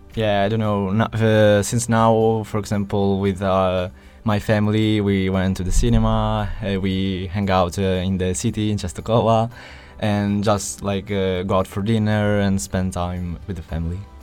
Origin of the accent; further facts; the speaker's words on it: Italy; we're from Italy